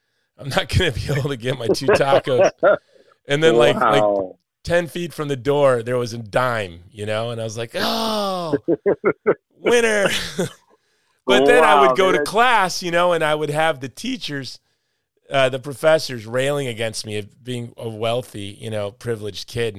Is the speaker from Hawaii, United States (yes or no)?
yes; Country Club Hills, Hawaii, United States; in my neighborhood growing up in Country Club Hills